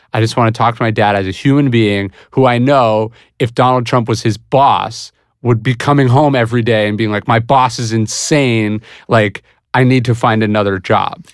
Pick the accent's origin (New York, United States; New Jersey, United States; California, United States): California, United States; Placer County; I grew up in Placer County, which is one of the most conservative districts in California